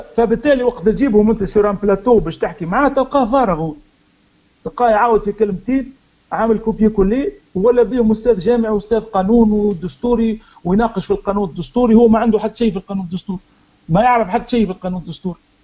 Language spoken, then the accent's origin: Arabic; Tunisia; احنا كتوانسه او كمغاربه